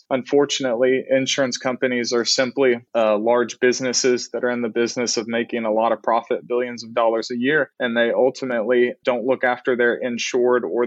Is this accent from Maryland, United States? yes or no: no; Canton, Texas, United States; I grew up in Canton, Texas, a really small town about an hour east of Dallas